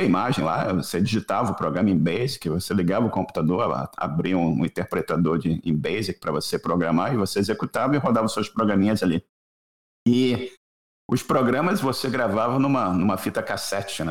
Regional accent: Rio de Janeiro, Brazil; eu sou, sou do Rio de Janeiro

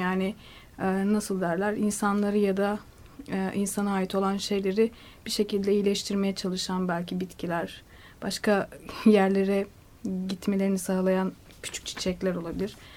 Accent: Black Sea Region, Turkey; moved away; ben e, Karadeniz'de dünyaya geldim ve küçük yani belli bir yaşa kadar orada kaldım.

